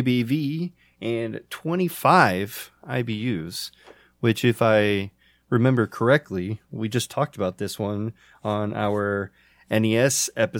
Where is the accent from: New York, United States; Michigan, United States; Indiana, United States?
Indiana, United States; we are four guys from Indiana